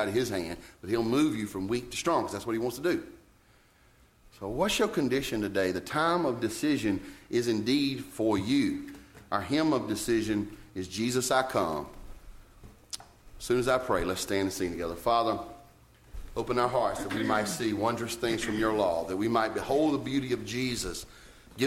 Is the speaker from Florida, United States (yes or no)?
no; Roxboro, North Carolina, United States; I'd say Roxboro, North Carolina